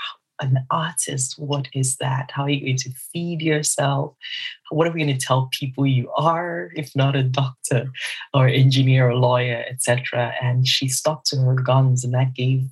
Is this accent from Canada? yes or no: no; Southeast Nigeria, Nigeria; I am Nigerian, and I'm also Igbo within Nigeria, some southeast of Nigeria